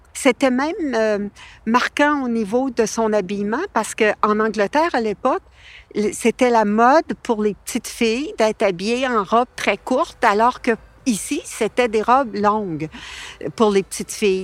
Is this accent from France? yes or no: no; Quebec, Canada; first language French; Ma mère a fait énormément d'efforts pour que nous soyons des Québécois